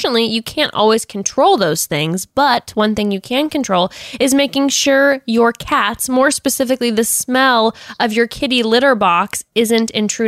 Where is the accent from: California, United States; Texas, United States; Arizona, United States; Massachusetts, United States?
California, United States; Coronado; But I am from Coronado, and that is not true.